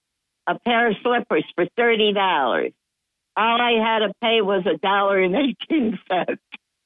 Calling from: Dickinson, New York, United States; from the town of Dickinson.

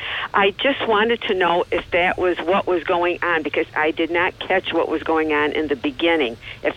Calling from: Johnson City, New York, United States; from JC.

